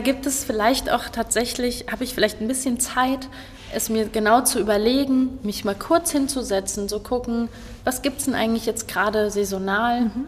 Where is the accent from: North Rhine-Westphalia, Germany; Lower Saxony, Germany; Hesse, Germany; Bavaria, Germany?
Hesse, Germany; Kassel; Ich komme hier aus Kassel, ich bin auch tatsächlich immer hier geblieben